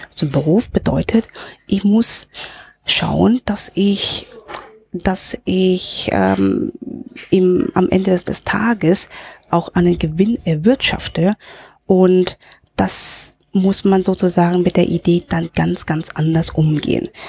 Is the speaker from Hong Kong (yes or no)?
yes; Hong Kong; also born or lived in Germany / Berlin / Frankfurt; now in Linz, Austria; ich in in Deutschland geboren bin, aber in Hongkong aufgewachsen bin